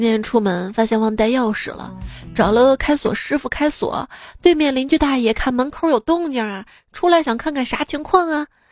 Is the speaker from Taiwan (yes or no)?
no; the North, northern China, China; 我们生活在北方